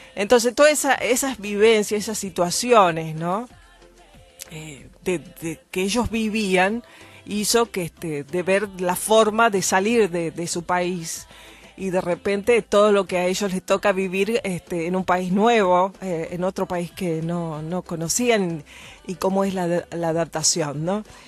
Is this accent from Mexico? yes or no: no; Argentina; yo, por ejemplo, soy nacida en Argentina